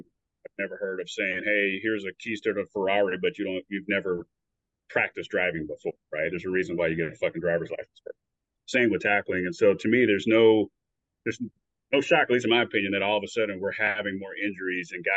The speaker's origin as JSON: {"language": "English", "region": "the South", "country": "United States", "said": "I'm from the South, so, you know, I say it a certain way."}